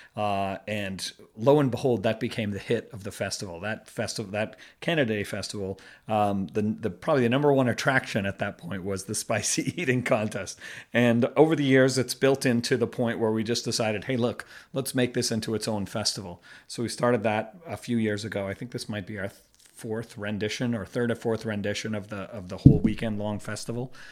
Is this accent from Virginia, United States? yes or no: no; Boston, Massachusetts, United States; moved away as an adult; now in Beijing, China; I'm from the Boston area